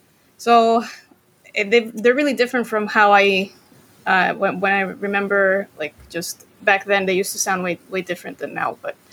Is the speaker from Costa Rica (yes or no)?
yes; Costa Rica; So after that, Costa Rica, went back to like my hometown in Costa Rica. That was high school.